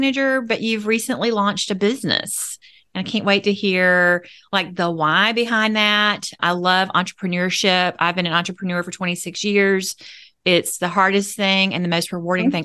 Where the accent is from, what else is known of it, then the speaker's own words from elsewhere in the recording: United States; I was born in the Panhandle